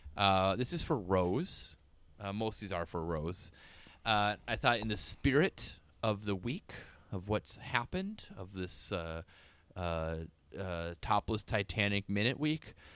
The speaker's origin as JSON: {"language": "English", "region": "North Woods of Wisconsin", "country": "United States", "tie": "born or raised there", "said": "growing up in the North Woods of Wisconsin"}